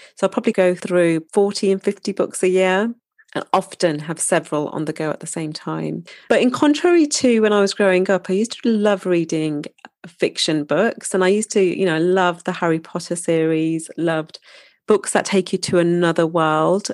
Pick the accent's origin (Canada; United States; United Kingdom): United Kingdom; Wolverhampton, West Midlands; moved away; my hometown, Wolverhampton